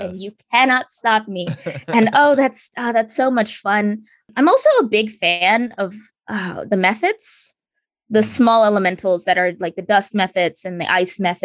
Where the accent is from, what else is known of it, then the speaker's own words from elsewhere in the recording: United States; I myself am Filipino, although I am diaspora. I was born in America and I've been in America my entire life